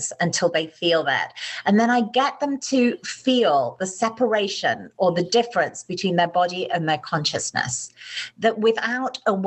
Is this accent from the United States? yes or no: no; United Kingdom; I'm British